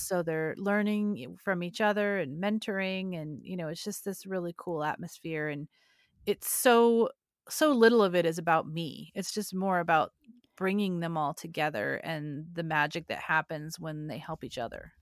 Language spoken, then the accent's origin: English; California, United States; I'm from California